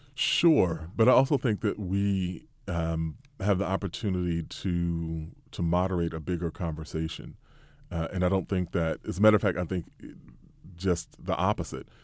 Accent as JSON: {"language": "English", "country": "United States", "said": "we as American journalists"}